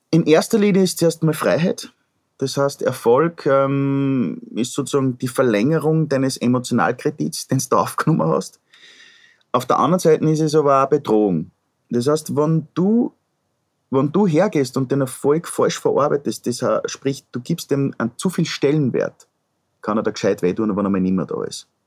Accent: Upper Austria, Austria; ich komme aus dem Müllviertel.

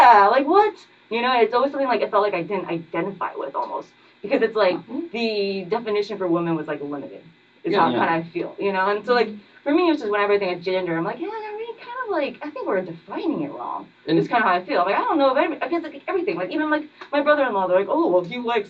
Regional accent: Tokyo, Japan; moved away as an adult; also born or lived in Winston-Salem, North Carolina; now in Durham, United States; I grew up in Japan. I'm Asian, I'm Japanese

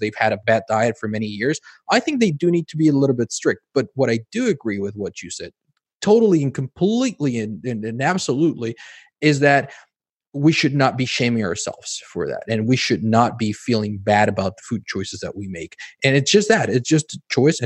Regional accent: Mexico; moved away; I grew up in Mexico, and it's very Americanized in terms of how food is processed.

